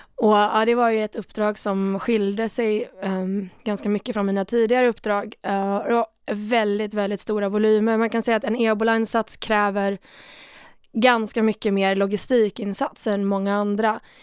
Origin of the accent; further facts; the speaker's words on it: Sweden; Jag är från Sverige